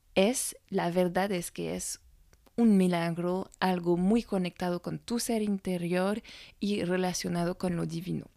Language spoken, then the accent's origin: Spanish; France; francesa y coach de imagen